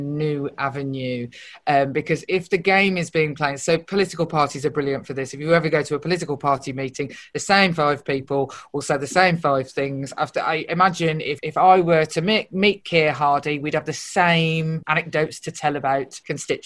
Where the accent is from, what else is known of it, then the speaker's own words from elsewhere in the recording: Birmingham, West Midlands, United Kingdom; I'm just from Birmingham. I don't need to tell you which bit of Birmingham I'm from.